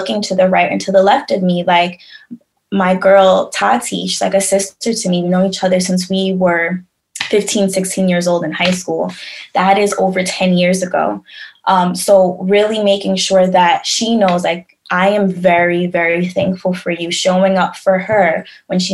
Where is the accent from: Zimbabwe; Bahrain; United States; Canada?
United States; New York; also born or lived in Tampa, Florida; growing up in New York